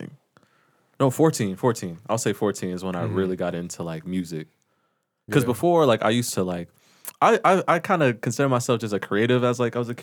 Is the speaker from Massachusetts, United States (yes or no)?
no; Las Vegas, Nevada, United States; Born and raised in Vegas